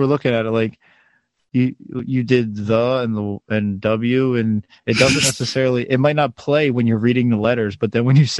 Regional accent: Baltimore, Maryland, United States; accent: Baltimore; my Baltimore accent

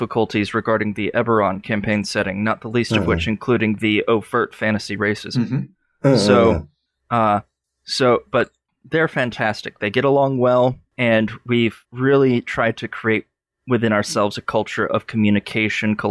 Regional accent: Athens, Georgia, United States; my hometown, Athens, Georgia

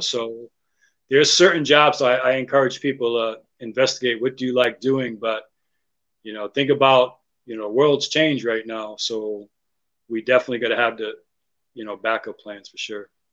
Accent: United States; as an American

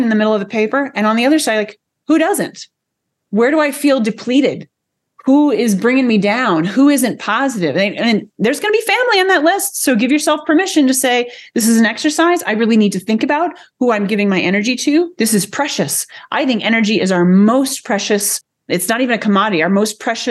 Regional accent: United States; American language, I call it American because we're not English

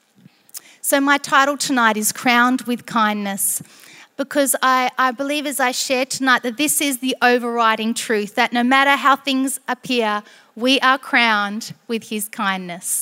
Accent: Barossa, South Australia, Australia; moved away as an adult; also born or lived in Barmera, South Australia / South East, South Australia; now in Sydney, Australia; I was born in Barmera in the Riverland, and then spent a little bit of time, a few years in the southeast, and then in the Barossa in my teen years until I was 18. And then I moved to Sydney

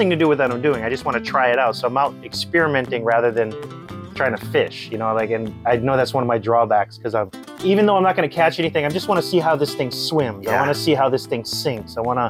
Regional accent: Ewa Beach, Hawaii, United States; Ewa Beach, which is my hometown, born and raised here

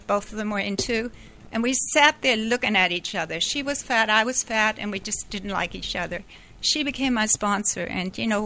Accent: Hamburg, Germany; moved away as an adult; also born or lived in Canada; I grew up in Germany, in Hamburg

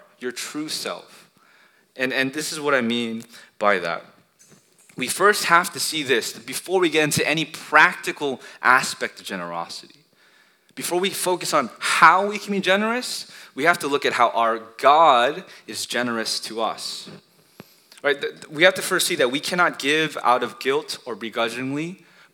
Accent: United States; We're Asian American

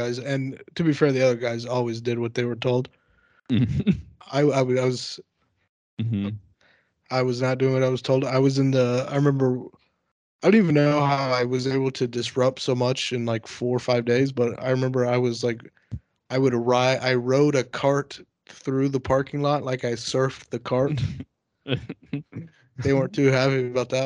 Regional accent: Texas, United States; moved away; also born or lived in San Diego; In Texas. This is when I was like 16

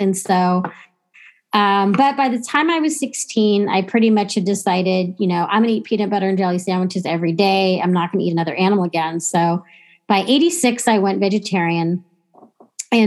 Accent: Texas, United States; I grew up in Texas and my family's been in Texas since before it was Texas

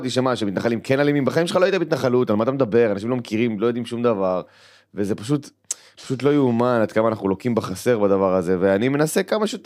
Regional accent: Kiryat Arba, Judea and Samaria, Israel; כשגדלנו בקריית ארבע, כן, חד משמעית.

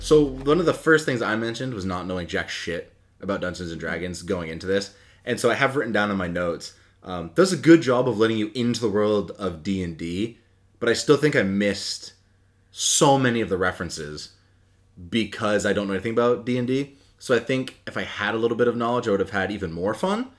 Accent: Hampden, Maine, United States; I grew up in the town next to Bangor. I grew up in Hamden

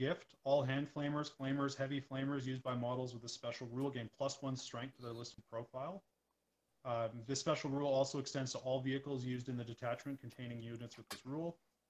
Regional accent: Edmonton, Alberta, Canada; we're from the Edmonton area, so the Edmonton Eskimos football team are green and gold

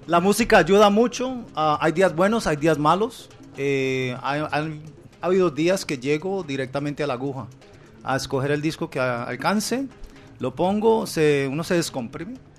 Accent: Cali, Valle del Cauca, Colombia; now in Miami, United States; yo nací en Cali y muy joven me, llevaron para los Estados Unidos. Llegamos a Miami

